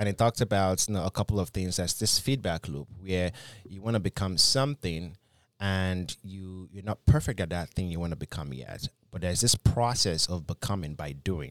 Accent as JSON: {"language": "English", "country": "Nigeria", "moved": "yes", "said": "when I came from Nigeria, I had a bit of an, a heavy accent. Some of my accent's still there"}